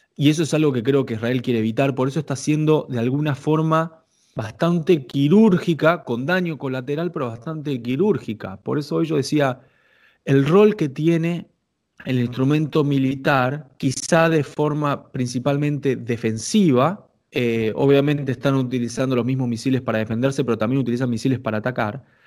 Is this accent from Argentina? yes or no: yes; Argentina